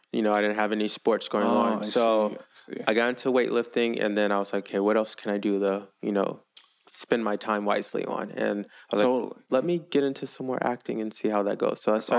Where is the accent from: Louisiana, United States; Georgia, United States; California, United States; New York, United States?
Louisiana, United States; New Orleans; I'm originally from New Orleans.